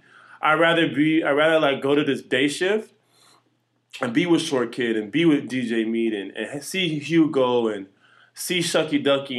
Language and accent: English; Jamaica; I'm a Jamaican nigga. We dance punk.